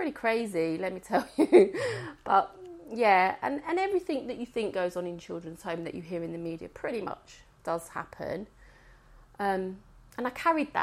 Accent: England, United Kingdom; I was born in England

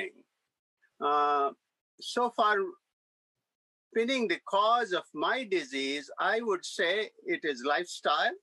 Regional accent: India; moved away as an adult; now in United States; I came as an immigrant from India in 1971, mm-hmm. at the age of 26 years old.

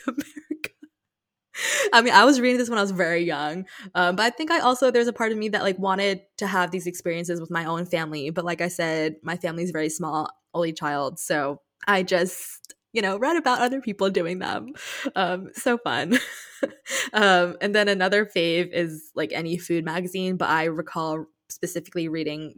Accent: Saudi Arabia; growing up in Saudi.

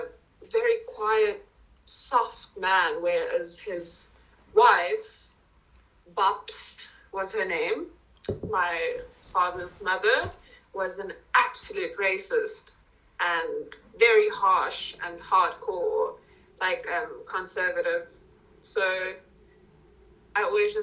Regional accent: Newcastle, KwaZulu-Natal, South Africa; first language Afrikaans; English is a second language; also born or lived in Bronkhorstspruit, Gauteng; now in Gauteng, South Africa; I grew up, I was born in Newcastle. So it's a small, it's very industrial, and it's close to Durban in KZN

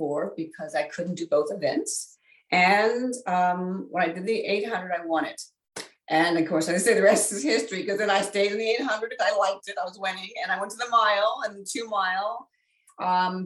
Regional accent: Northern Virginia, United States; I was born and raised in Virginia, in Northern Virginia.

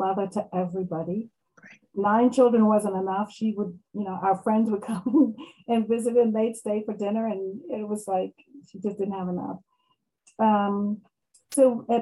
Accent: Maryland, United States; I am from Maryland, United States. I'm in Maryland

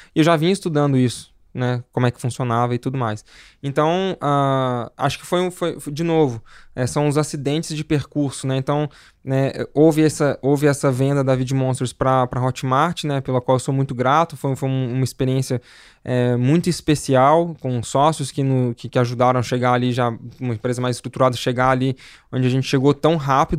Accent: Belo Horizonte, Minas Gerais, Brazil; eu sou de Belo Horizonte, né? Nascido e criado lá

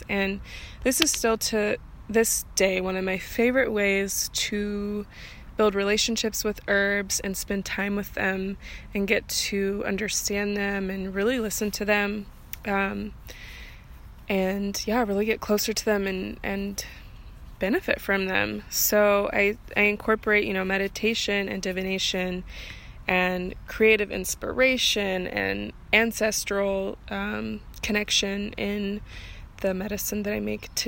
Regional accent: outside of Portland, Oregon, United States; I grew up outside of Portland, Oregon, in the Pacific Northwest

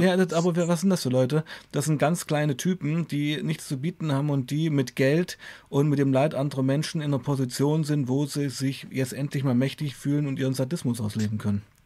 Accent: Weißenfels, Saxony-Anhalt, Germany; moved away as an adult; also born or lived in Leipzig; nach Hause, nach Weißenfels ging, äh, meiner Heimatstadt

